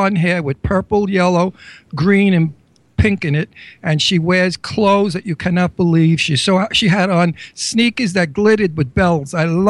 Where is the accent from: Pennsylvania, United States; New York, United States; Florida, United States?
New York, United States; New York City; also born or lived in Astoria, Queens; I come from Red Hook.